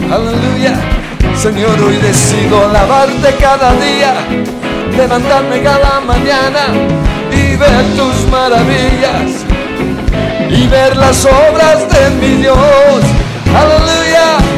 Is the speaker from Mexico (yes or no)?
no; Colombia; somos colombianos